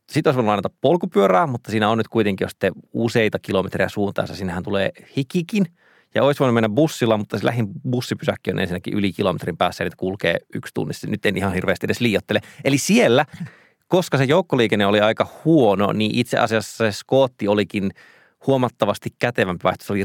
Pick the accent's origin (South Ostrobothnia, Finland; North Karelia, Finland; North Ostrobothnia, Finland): North Karelia, Finland; Joensuu; now in Helsinki, Finland; kun mä oon käynyt Joensuussa, josta mä oon siis kotoisin ja siellä sitten asun vanhempieni luona, joka ei ole ruutukaava-alueella